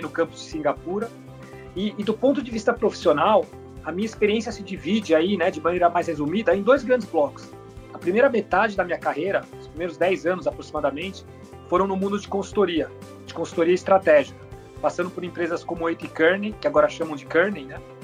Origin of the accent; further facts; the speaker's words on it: Brazil; also born or lived in Germany; Eu nasci na Alemanha. É, meu pai, ele é chileno, alemão, e minha mãe é da República Dominicana. É, mas quando eu tinha um ano de idade, a minha família mudou para o Brasil e eu cresci no Brasil.